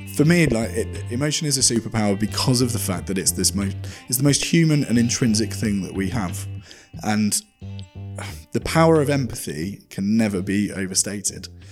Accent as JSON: {"language": "English", "country": "United Kingdom", "said": "made me feel as a Brit"}